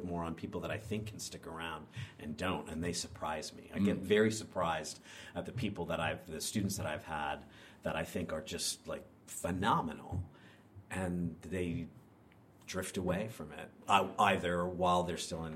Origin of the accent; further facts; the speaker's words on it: Pennsylvania, United States; moved away as an adult; also born or lived in Denver / Minnesota; now in Chicago, United States; I grew up in Pennsylvania